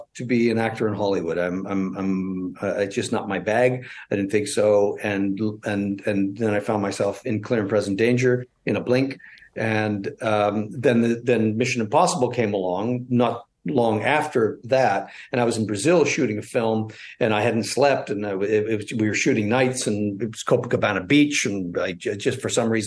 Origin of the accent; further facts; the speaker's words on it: Toronto, Ontario, Canada; I'm from West Toronto.